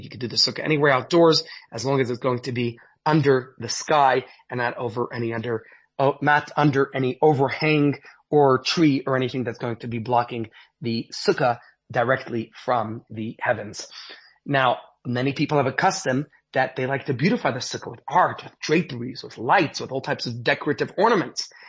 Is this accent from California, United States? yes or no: no; New York City, New York, United States; now in Johannesburg, South Africa; growing up in Brooklyn, New York